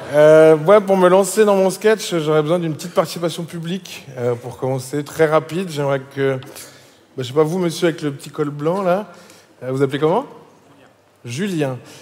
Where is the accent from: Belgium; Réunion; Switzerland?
Switzerland; Je suis suisse